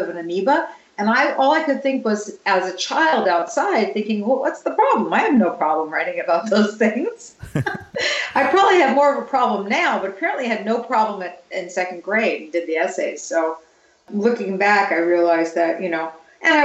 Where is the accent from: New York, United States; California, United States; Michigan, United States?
New York, United States; I grew up in New York